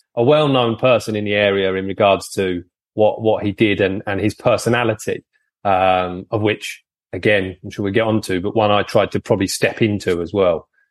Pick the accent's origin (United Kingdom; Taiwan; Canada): United Kingdom; Folkestone, South East England; I'm always been Folkestone based, so nearly in France